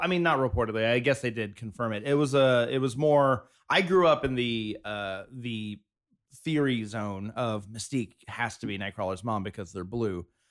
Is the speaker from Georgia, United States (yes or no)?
yes; South Georgia, United States; now in Los Angeles, United States; I grew up in South Georgia